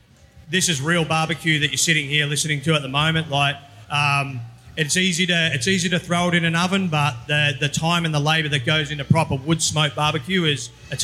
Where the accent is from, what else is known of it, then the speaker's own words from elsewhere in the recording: Brisbane, Queensland, Australia; So we're from Brisbane.